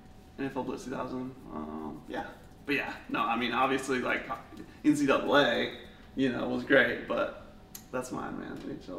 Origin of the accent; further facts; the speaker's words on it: Alabama, United States; I'm from Alabama.